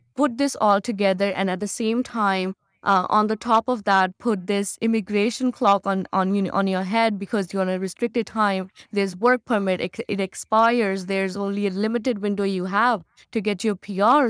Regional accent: Chandigarh, India; moved away as an adult; now in Canada; me living in Chandigarh and me being an Indian

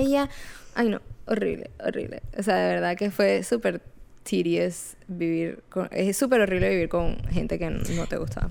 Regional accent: Barranquilla, Atlántico, Colombia; now in Jacksonville, United States; yo soy colombiana, soy de Barranquilla

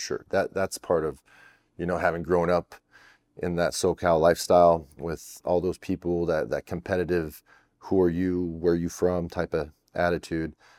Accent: Canada; I'm French Canadian

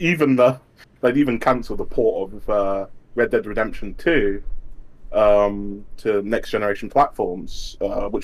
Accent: United Kingdom; I'm British.

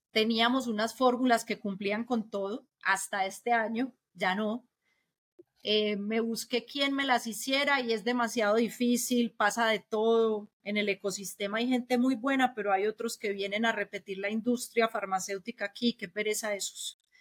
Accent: Colombia

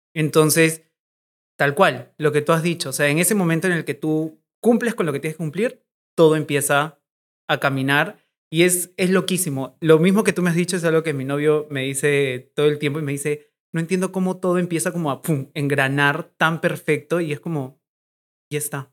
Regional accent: Arequipa, Peru; now in Lima, Peru; Arequipa, que es de donde yo soy, de donde está mi familia

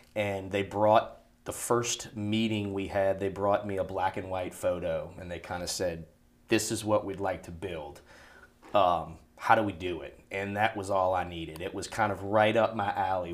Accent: New Orleans, Louisiana, United States; now in Baton Rouge, United States; I am from New Orleans

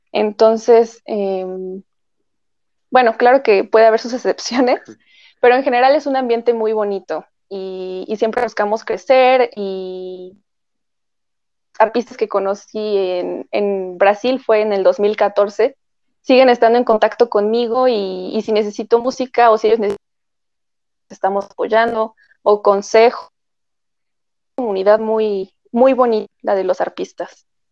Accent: Mexico; nosotros como mexicanos

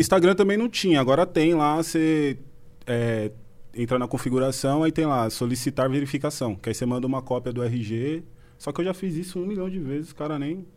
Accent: Brazil; nós crescemos junto lá no Fontales

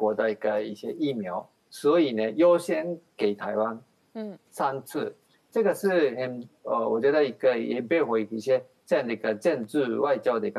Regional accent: Japan; Chinese is a second language; 那让日本人我令我们日本人非常的感动

